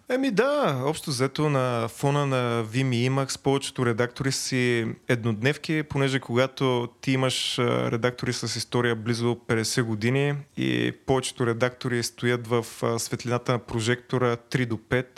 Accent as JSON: {"language": "Bulgarian", "town": "Veliko Tarnovo", "region": "Veliko Tarnovo Province", "country": "Bulgaria", "said": "от Велико Търново съм"}